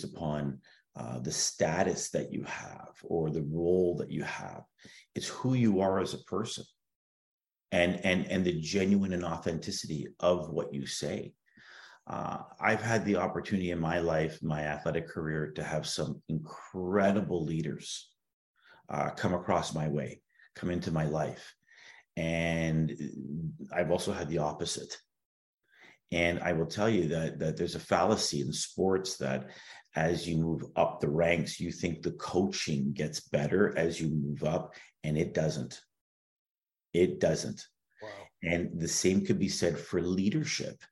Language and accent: English; Toronto, Ontario, Canada; growing up in Toronto, you know, you pop out of the womb and they slide a pair of skates on you